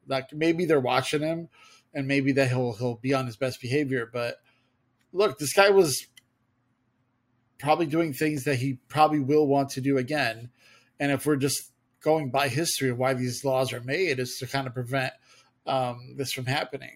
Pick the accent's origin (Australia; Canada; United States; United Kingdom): United States; Illinois; our home state